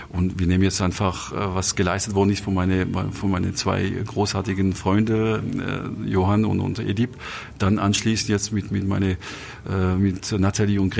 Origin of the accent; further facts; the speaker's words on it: Grand Est, France; now in Munich, Germany; ein bisschen meine Heimat gepaart äh, mit meiner zweiten Heimat München, also Elsass trifft Bayern auf einem hohen Niveau